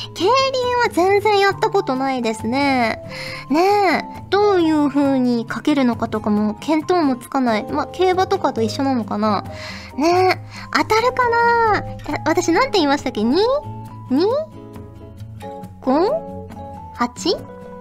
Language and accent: Japanese; Fukuoka, Japan; now in Tokyo, Japan; 昔福岡に住んでいた